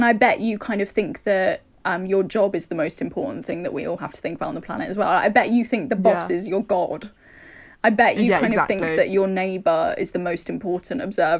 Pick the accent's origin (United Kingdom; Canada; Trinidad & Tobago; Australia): United Kingdom; London; But growing up in London, I never once looked out into the night sky and saw stars.